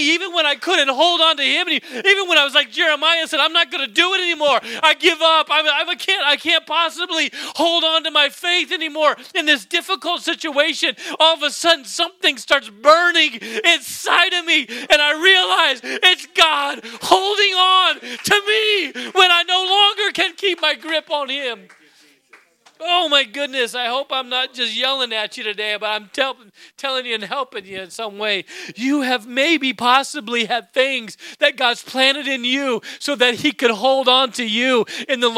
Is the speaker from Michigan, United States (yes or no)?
no; Alaska, United States; moved away; I grew up in Alaska.